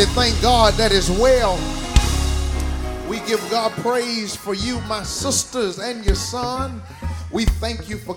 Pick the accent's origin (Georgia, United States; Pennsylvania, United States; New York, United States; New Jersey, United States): Georgia, United States; my home state, Georgia